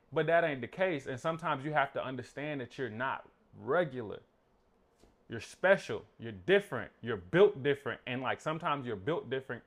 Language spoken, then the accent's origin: English; Burdett, Georgia, United States; I grew up in Burdett